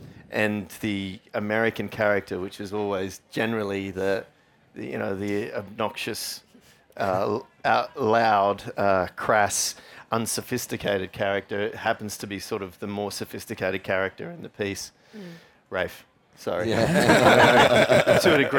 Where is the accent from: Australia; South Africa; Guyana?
Australia; I'm Australian, obviously.